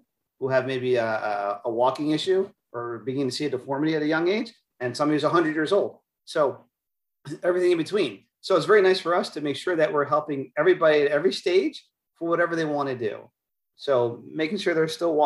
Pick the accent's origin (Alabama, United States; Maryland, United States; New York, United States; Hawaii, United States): Maryland, United States; moved away as an adult; also born or lived in Philadelphia; now in Tampa, United States; I grew up in the Northeast in Maryland, did my schooling and training in Philadelphia